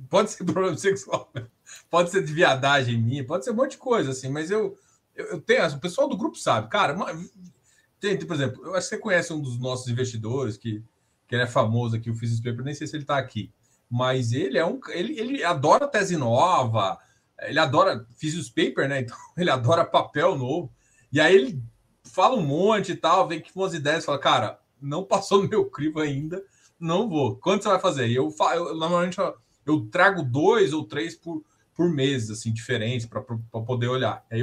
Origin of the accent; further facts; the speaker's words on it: Goiás, Brazil; goiano gosta de pegar na mão quando fazer negócio então, assim, eu, eu sou goiano.